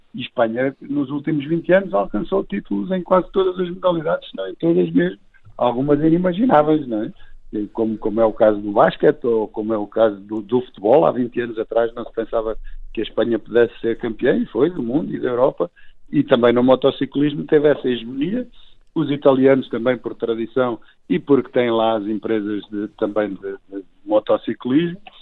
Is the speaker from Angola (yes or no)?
no; Portugal; somos portugueses